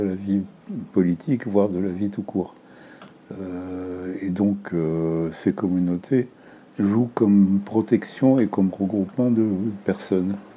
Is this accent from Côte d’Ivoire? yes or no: no; Beirut, Beirut Governorate, Lebanon; now in France; Je suis né à Beyrouth, au Liban, en 1941